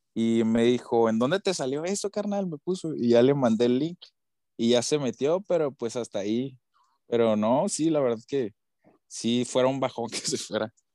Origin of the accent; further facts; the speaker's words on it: Tijuana, Baja California, Mexico; soy de aquí, yo vivo aquí en Tijuana